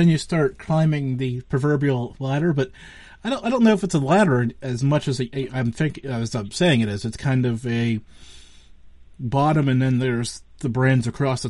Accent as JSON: {"language": "English", "region": "Western Pennsylvania", "country": "United States", "said": "I'm from Western Pennsylvania."}